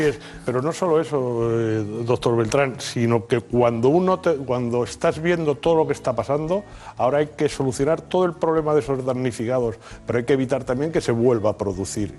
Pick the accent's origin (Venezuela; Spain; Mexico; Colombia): Spain; los españoles somos los europeos que menos acuden al dentista